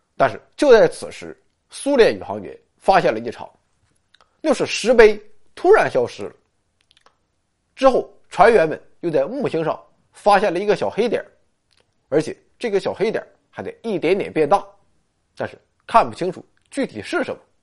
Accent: China; 我们中国人可以占得先机呢

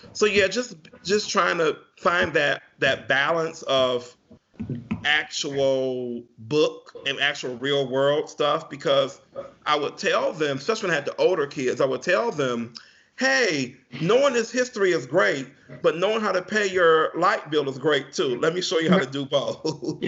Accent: Pontiac, Michigan, United States; also born or lived in Bloomfield, Michigan; I grew up in Pontiac, Michigan, which is about 10 minutes away from where I live at now

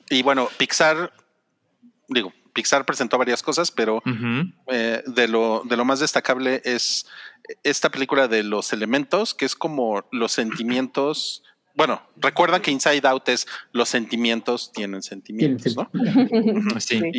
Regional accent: Mexico; Es que hoy es 15 de septiembre y como mexicanos tenemos que estar unidos

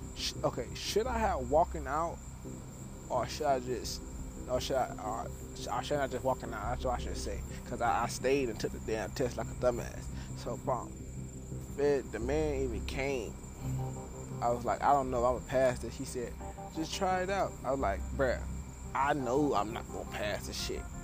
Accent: Broward County, Florida, United States; I'm from Broward County, Florida, USA

